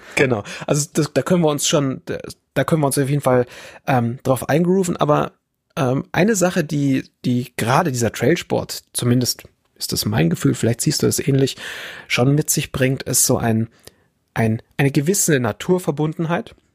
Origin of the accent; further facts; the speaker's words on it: Bavaria, Germany; also born or lived in Fürstenfeldbruck; ich bin der gebürtige Bayer und ich wohne weiter weg von den Bergen